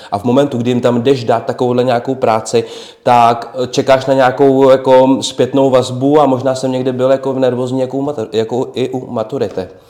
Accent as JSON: {"language": "Czech", "town": "Trutnov", "region": "Hradec Králové Region", "country": "Czechia", "said": "já jsem Trutnovák, já bydlím vlastně v Trutnově"}